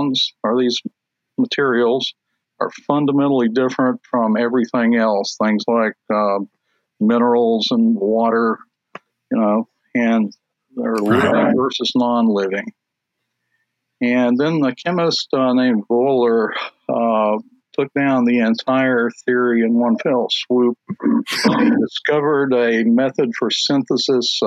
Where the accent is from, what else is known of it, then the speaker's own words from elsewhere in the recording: South Georgia near Albany, United States; also born or lived in Charlotte, North Carolina; I was born in Charlotte, North Carolina, and I lived in North Carolina up until the third grade. And then we moved to South Georgia near Albany, which is in the southwest corner of Georgia.